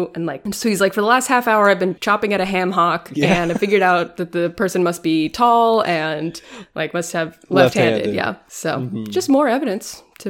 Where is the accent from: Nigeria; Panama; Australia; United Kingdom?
United Kingdom; As a British person, you know, we invented racism.